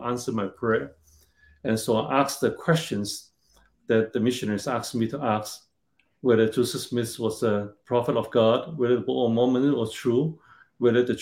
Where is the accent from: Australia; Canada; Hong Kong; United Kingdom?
Hong Kong; moved away as an adult; also born or lived in China / Hawaii; I was born in China during the Cultural Revolution. So quite different than today. And later, I grew up in Hong Kong